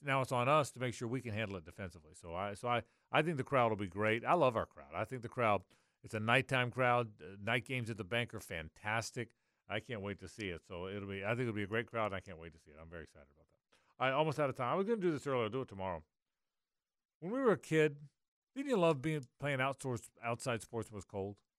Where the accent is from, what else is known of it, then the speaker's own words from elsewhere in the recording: Jacksonville, Florida, United States; I grew up here in Jacksonville